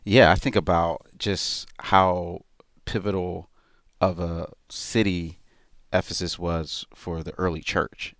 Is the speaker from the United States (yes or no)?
yes; Philadelphia, Pennsylvania, United States; now in New York, United States; I am from Philadelphia